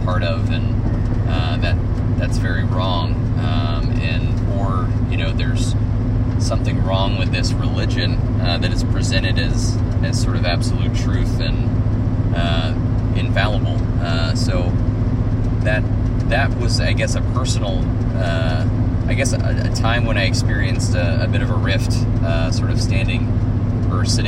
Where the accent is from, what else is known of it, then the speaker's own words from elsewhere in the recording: the South, United States; also born or lived in Arkansas; growing up in the South with lesbian parents